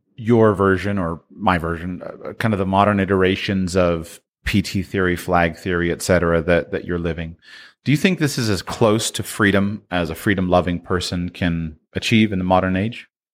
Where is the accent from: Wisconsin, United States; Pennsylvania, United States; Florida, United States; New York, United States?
Florida, United States; Jupiter; moved away as an adult; I'm from South Florida, right? Jupiter, Florida